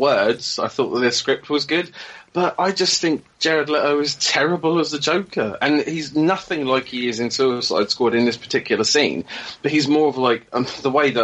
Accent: England, United Kingdom; being English

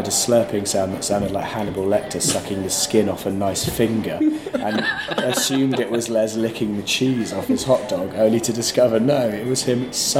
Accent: United Kingdom

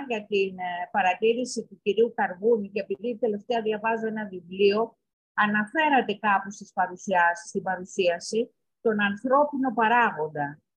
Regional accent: Greece; εμείς σαν Έλληνες, σαν Ελλάδα

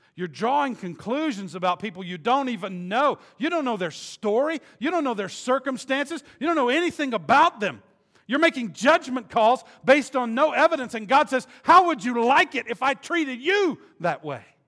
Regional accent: the South, United States; I was raised in the South

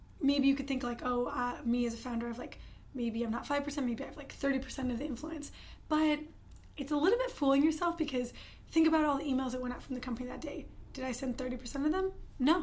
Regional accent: Detroit, Michigan, United States; moved away as an adult; now in Los Angeles, United States; I'm from the Detroit area originally

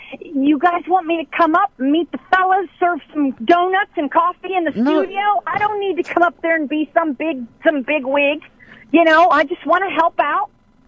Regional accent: St. Louis, Missouri, United States; No, I'm from St. Louis and I'm a fan of the game.

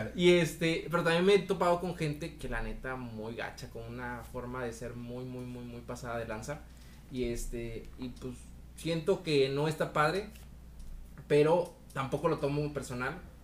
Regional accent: Veracruz, Mexico; moved away as an adult; now in Monterrey, Mexico; yo soy veracruzano, soy jarocho

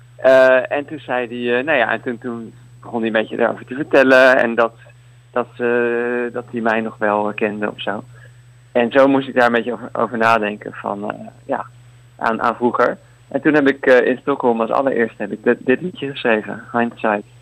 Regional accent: Leiden, South Holland, Netherlands; now in Utrecht, Netherlands; Ik kom uit Leiden, maar ik woon nu in, in Utrecht

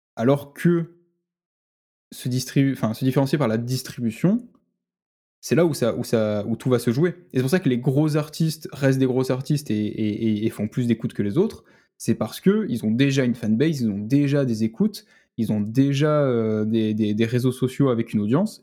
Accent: Marseille, Provence-Alpes-Côte d'Azur, France; je suis de Marseille

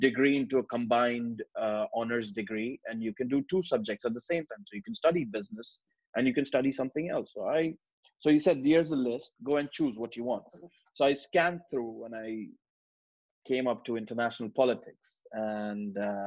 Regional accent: Karachi, Sindh, Pakistan; moved away as an adult; now in United Kingdom; I come from Pakistan, Karachi. And I grew up in Karachi all my life for 19 years.

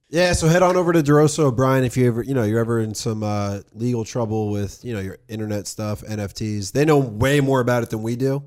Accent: New Jersey, United States; also born or lived in California; I was from New Jersey

